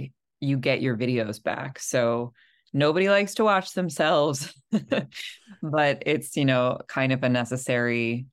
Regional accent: Los Angeles, California, United States; moved away; I grew up in Los Angeles.

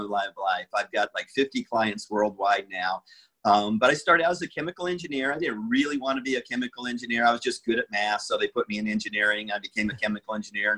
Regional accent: Las Vegas, Nevada, United States; I was born in Las Vegas

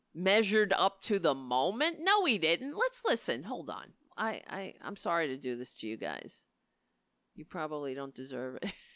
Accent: New York City, New York, United States; I grew up on Staten Island, so I am Irish

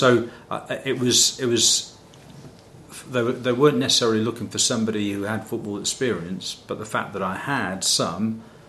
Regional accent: Midlands, United Kingdom; Yeah, I've come from a very normal background. I'm from the Midlands.

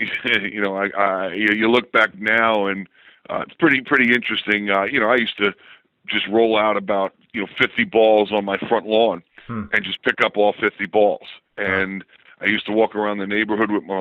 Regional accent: Hicksville, New York, United States; moved away as an adult; also born or lived in Baltimore; I grew up in Hicksville, New York

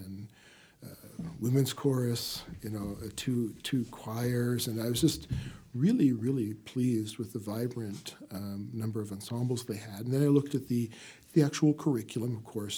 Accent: Canada; moved away as an adult; now in United States; Well, I'm from Canada originally

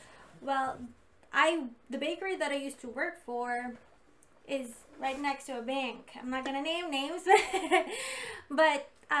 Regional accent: Philippines; I don't have credit at all because I came from the Philippines.

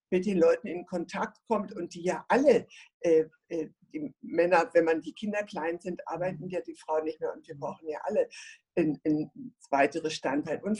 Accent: Berlin, Germany; moved away; also born or lived in Nuremberg / Stuttgart; Ich bin in Berlin geboren und aufgewachsen und bin dann äh, nach, in den Raum von Nürnberg gegangen und dann später habe ich in Stuttgart geheiratet und habe viele, viele Jahre in Stuttgart gelebt

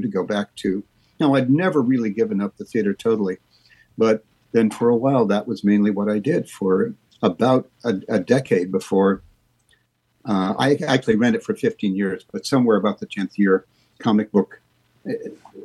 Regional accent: Lincoln, Nebraska, United States; moved away; I'm going to go to my hometown and live there for maybe 6 months, Lincoln, Nebraska

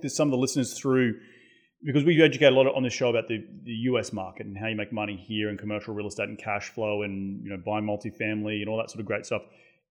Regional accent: Australia; now in United States; growing up in Australia

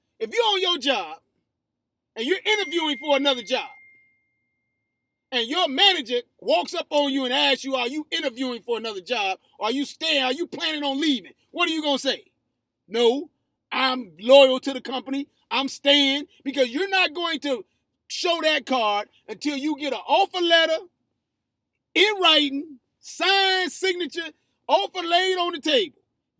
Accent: Gary, Indiana, United States; I grew up in Gary, Indiana.

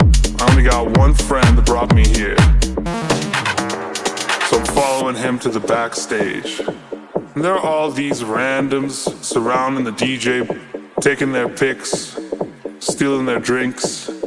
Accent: India; I'm from India

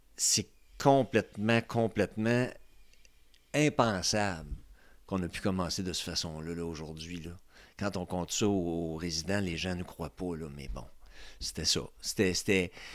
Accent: Trois-Rivières, Quebec, Canada; now in Quebec City, Canada; je viens de Trois-Rivières

